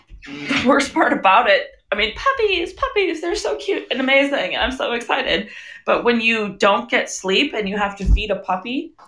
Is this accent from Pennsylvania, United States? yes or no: no; International Falls, Minnesota, United States; moved away; I was born in International Falls, which is on the border. Right. Northernmost city in the lower 48.